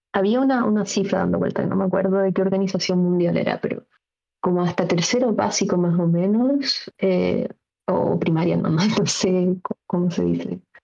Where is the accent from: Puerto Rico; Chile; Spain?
Chile; como chilenos